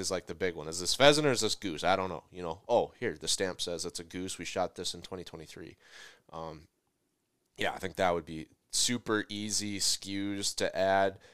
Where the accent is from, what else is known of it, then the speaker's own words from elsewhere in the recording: Midwest, United States; I'm from the Midwest, and so ice fishing is a huge cultural thing